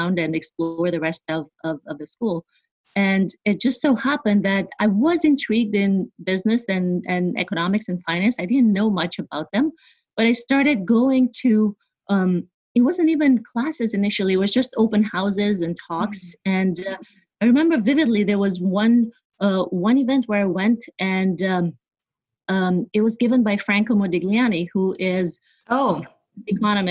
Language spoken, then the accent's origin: English; Bucharest, Romania; moved away as an adult; now in New York, United States; So I was born and raised in Bucharest, Romania